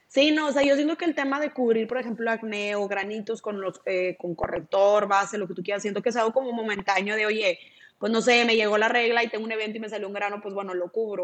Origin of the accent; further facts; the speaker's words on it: Monterrey, Nuevo León, Mexico; aquí en Monterrey, de donde yo soy